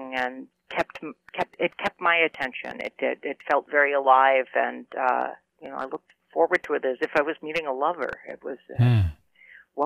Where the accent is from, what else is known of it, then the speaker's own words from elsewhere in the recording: New Jersey, United States; Being a kind of suburban kid growing up in New Jersey with a father who commuted to work in New York.